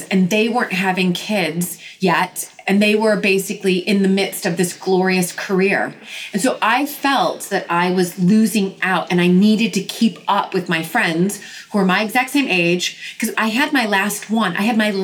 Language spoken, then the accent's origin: English; United States; now in London, United Kingdom; being the American